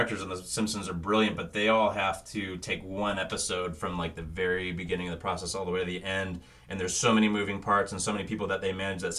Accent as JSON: {"language": "English", "town": "Thousand Oaks", "region": "California", "country": "United States", "tie": "born or raised there", "said": "I'm from Thousand Oaks, which is like a suburb outside of LA. Mm-hmm. It's funny, like basically growing up near"}